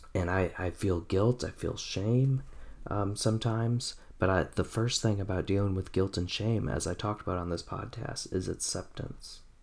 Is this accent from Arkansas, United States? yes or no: no; Oshkosh, Wisconsin, United States; I grew up in Wisconsin in the 90s, Farmington Road, Winnebago County, Oshkosh, Wisconsin, 95% white